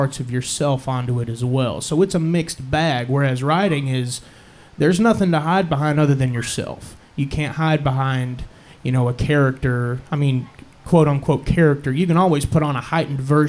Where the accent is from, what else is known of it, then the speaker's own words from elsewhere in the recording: Olney, Texas, United States; moved away; also born or lived in Oklahoma; I'm from Alney, Texas, originally